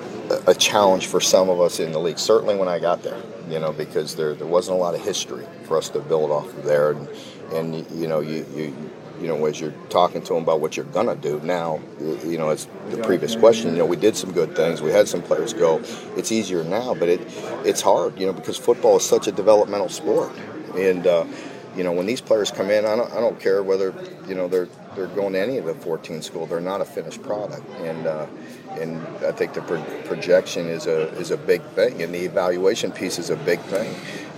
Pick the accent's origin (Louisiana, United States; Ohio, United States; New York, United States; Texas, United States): Ohio, United States; I'm from the Northeast, part of the state, so that foundation has been there